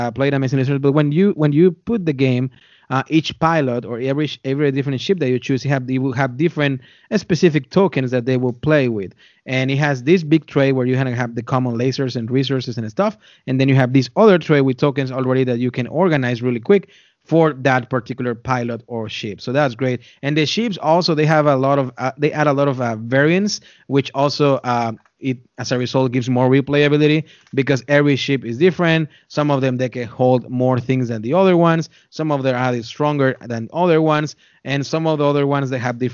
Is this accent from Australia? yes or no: no; Texas, United States; also born or lived in North Dakota; now in Indianapolis, United States; I come from Texas, and then I spent some time in North Dakota, and now here in Indianapolis, Indiana